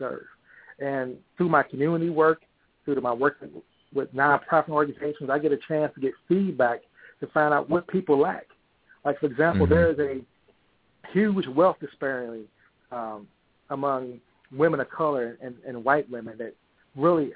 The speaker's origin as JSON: {"language": "English", "town": "St. Louis", "region": "Missouri", "country": "United States", "tie": "born or raised there", "said": "I grew up in St. Louis"}